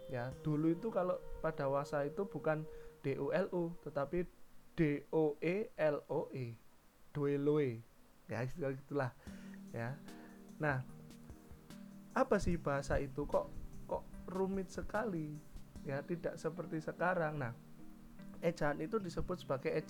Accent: Java, Indonesia; saya ambil contoh bahasa Jawa karena memang saya juga orang Jawa.

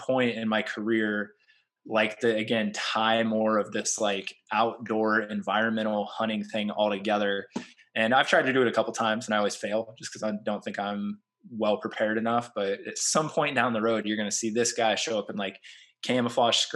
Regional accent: Central Illinois, United States; now in Alabama, United States; I'm from Central Illinois originally.

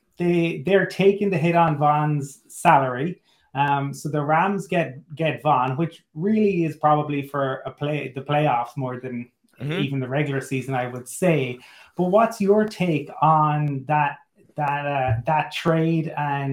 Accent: Cork, Munster, Ireland; I'm from Cork, but my mother's family are from Kerry.

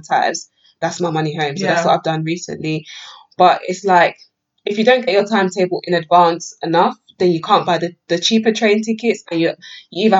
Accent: London, United Kingdom; moved away as an adult; also born or lived in North West England; I come from London

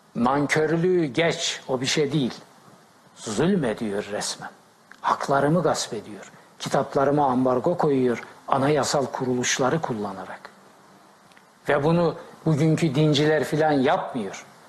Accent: Black Sea Region, Turkey; Ben Karadeniz çocuğuyum

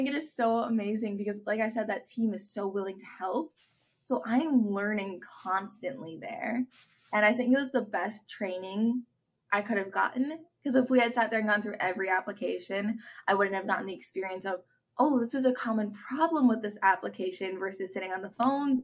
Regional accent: Avon, Minnesota, United States; I grew up in Avon, Minnesota, and it's a pretty small town

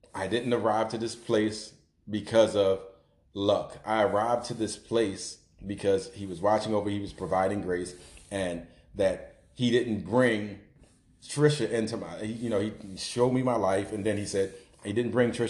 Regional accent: Baltimore, Maryland, United States; growing up in East Baltimore

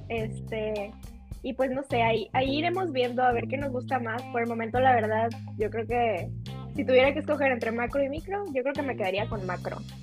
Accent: Mexico; nosotros vivimos en México

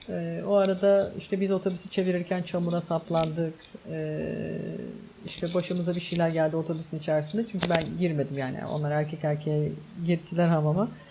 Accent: Istanbul, Turkey; Ben çocukken Bostancı'da oturuyorduk.

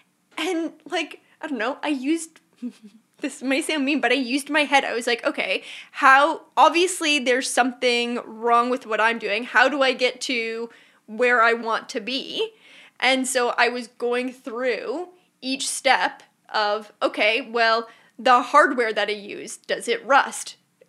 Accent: Burlington, Ontario, Canada; Burlington, Ontario.

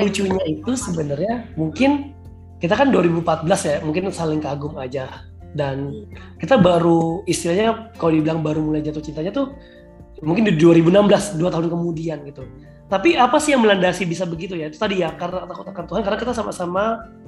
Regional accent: Batam, Riau Islands, Indonesia; moved away as an adult; now in Jakarta, Indonesia; aku kan orang Batam

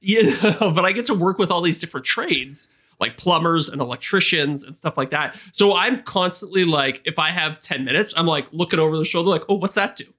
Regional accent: Canada; as a Canadian

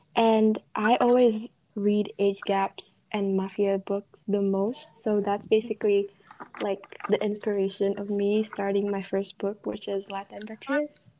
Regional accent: Bali, Indonesia; I'm from Indonesia or Bali

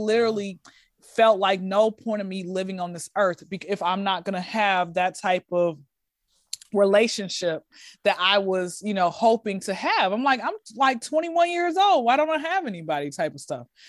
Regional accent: Atlanta, Georgia, United States; Born and raised in Atlanta, Georgia.

